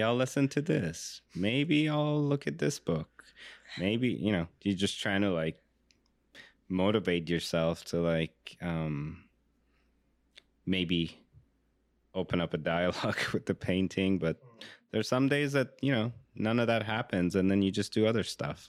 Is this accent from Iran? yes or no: yes; Iran; I grew up in Iran